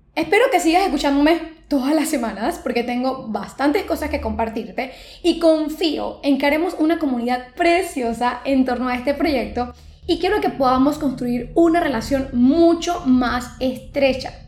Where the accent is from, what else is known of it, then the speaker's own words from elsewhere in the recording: Panama; soy una fotógrafa panameña.